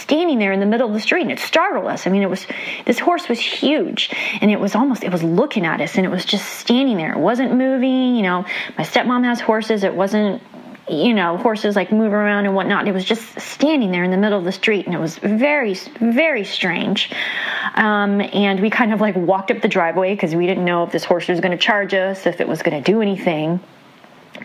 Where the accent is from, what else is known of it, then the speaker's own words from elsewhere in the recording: San Antonio, Texas, United States; now in Austin, United States; I'm from Austin, Texas, originally from San Antonio, Texas.